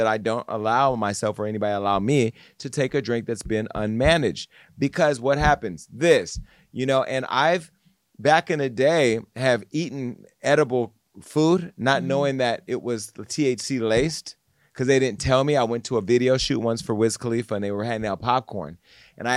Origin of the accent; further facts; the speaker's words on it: Stockton, California, United States; I'm from Stockton, where Jeremy's from